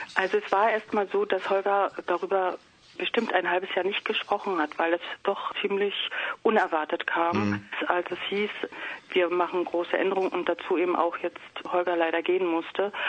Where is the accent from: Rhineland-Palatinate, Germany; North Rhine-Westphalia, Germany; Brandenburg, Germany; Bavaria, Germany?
Brandenburg, Germany; Potsdam; moved away; ich komme komm ja aus Potsdam